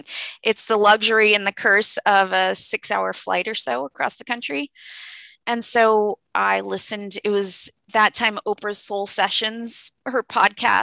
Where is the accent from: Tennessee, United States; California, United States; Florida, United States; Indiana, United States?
California, United States; now in East Coast, United States; I'm from California, which is where my parents live still